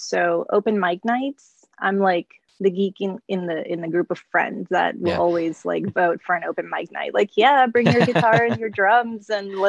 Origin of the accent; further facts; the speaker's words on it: Puerto Rico; moved away as an adult; also born or lived in Texas; now in United States; Born and raised in Puerto Rico. I didn't come to the States until I was probably mid 27, so 28